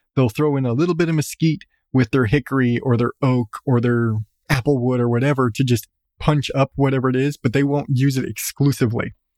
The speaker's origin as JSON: {"language": "English", "region": "Southwest", "country": "United States", "said": "I come from Southwest."}